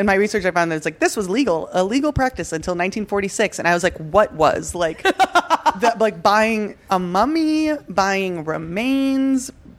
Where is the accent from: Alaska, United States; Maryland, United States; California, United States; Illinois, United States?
Illinois, United States; Naperville; also born or lived in Chicago; I'm not from Chicago. I'm from Naperville, Illinois. And as somebody who grew up in Naperville and has lived in Chicago for like 10 years